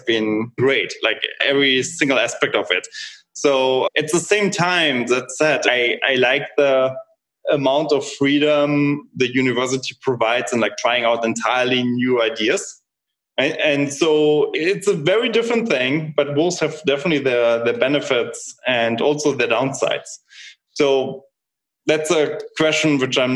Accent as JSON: {"language": "English", "country": "Germany", "moved": "as an adult", "lives_now": "United States", "said": "So I'm originally from Germany"}